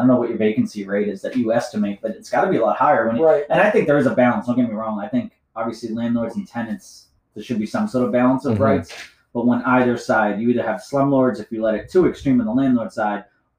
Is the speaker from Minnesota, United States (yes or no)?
no; Boston, Massachusetts, United States; Like, I'm from Boston.